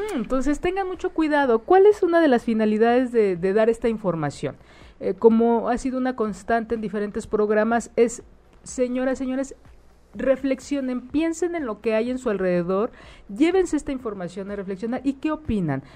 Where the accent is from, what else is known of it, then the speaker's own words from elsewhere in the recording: Mexico; Nosotros, como pueblo mexicano